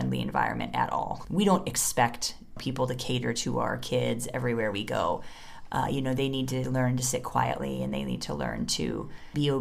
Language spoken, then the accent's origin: English; United States; moved away as an adult; now in India; I'm an American